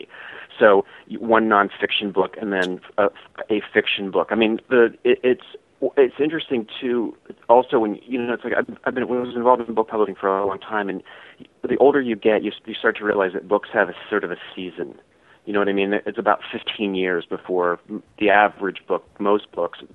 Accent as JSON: {"language": "English", "town": "Wheeling", "region": "West Virginia", "country": "United States", "tie": "born or raised there", "said": "when I was a kid in the late 70s, I was growing up in Wheeling, West Virginia"}